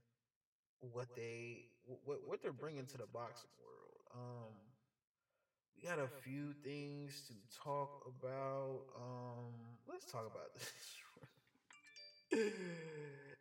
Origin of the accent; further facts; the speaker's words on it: Atlanta, Georgia, United States; my hometown of Atlanta